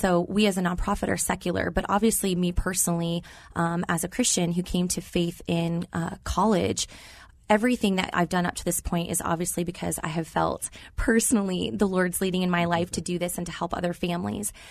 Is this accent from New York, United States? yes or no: no; Arizona, United States; moved away as an adult; also born or lived in Louisville, Kentucky / Oklahoma; I was born and raised here in Arizona